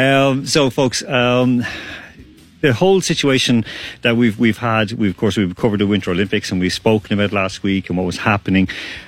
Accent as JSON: {"language": "English", "country": "Ireland", "tie": "born or raised there", "also_born_or_lived": "Croatia", "said": "I know too well, I grew up with this in Ireland and I grew up with this whole situation."}